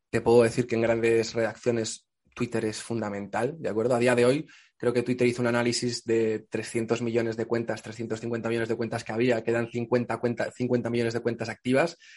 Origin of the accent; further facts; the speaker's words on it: Extremadura, Spain; Pues yo soy de Extremadura, digo yo